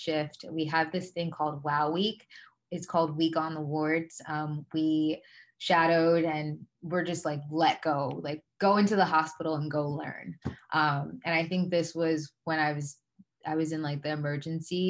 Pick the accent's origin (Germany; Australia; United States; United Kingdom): United States; Atlantic County, New Jersey; also born or lived in Liberia; I was born and raised in Atlanta County.